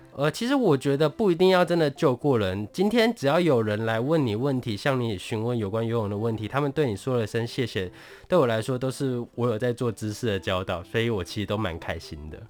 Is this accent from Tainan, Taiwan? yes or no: yes; Tainan, Taiwan; 因为我本身是台南人，我工作的地方在南科